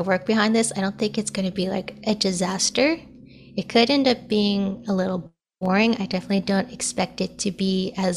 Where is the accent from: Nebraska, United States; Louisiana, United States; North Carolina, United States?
Nebraska, United States; now in Iowa, United States; I was born and raised in Nebraska, but I currently live in a tiny town in Iowa